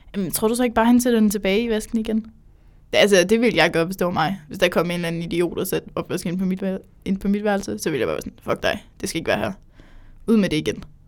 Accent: Jutland, Denmark; hvis man er fra Jylland, ligesom jeg er

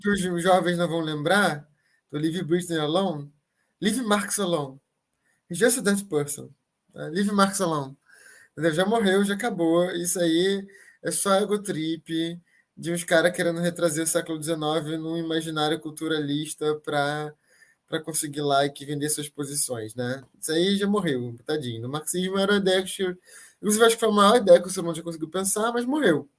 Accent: Brazil; enquanto brasileiros aqui agora

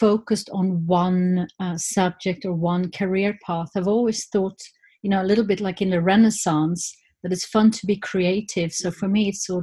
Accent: Stockholm, Stockholm County, Sweden; I grew up in Stockholm, okay. Just outside of Stockholm, on the countryside.

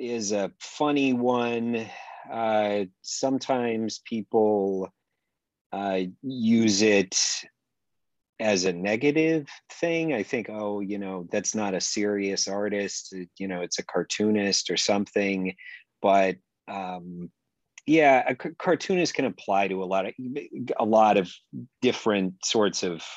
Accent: Oregon, United States; also born or lived in East Coast, United States; I moved out to Oregon with my family when I was a kid and grew up mainly around here

